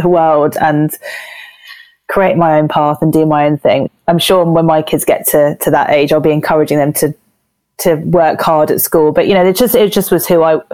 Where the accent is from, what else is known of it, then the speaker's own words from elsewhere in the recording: Jersey; moved away as an adult; now in London, United Kingdom; I was born in Jersey, which is a small island in the Channel Islands, just by France.